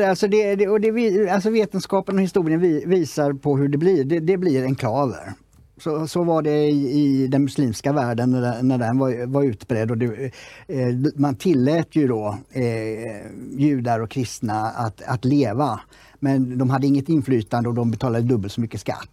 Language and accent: Swedish; Sweden; vi som svenskar